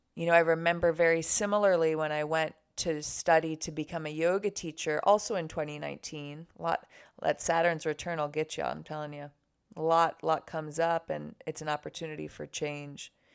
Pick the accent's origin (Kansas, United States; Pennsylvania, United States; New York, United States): New York, United States; Buffalo; living in my hometown, Buffalo, New York